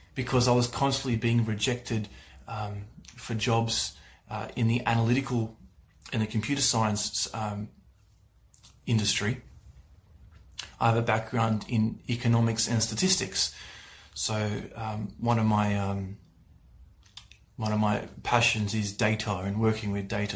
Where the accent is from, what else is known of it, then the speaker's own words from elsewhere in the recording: Australia; I'm from Australia